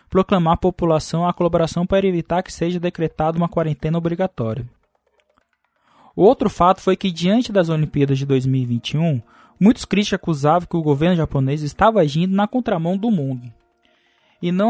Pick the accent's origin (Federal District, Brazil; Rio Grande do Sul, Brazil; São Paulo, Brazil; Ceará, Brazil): Federal District, Brazil; Taguatinga; Cara, eu sou de Brasília, Guatinga, da cidade satélite de Itaguatinga.